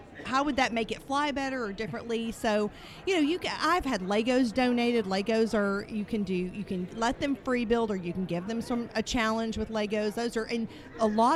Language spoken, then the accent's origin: English; McKinney, Texas, United States; I am from McKinney, Texas, if you cannot tell by the accent